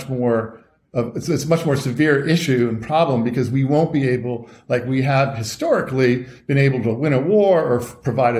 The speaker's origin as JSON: {"language": "English", "town": "Washington", "region": "District of Columbia", "country": "United States", "tie": "born or raised there", "said": "I was a little kid growing up in Washington, D.C."}